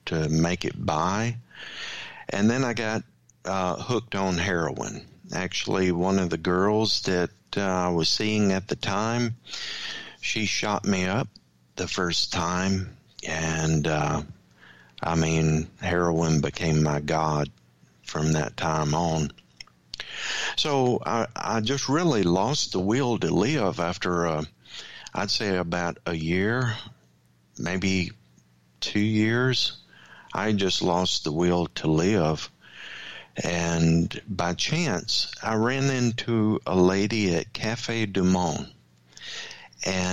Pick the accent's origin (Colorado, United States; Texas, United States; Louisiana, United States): Louisiana, United States; I grew up in the Bible Belt down in Louisiana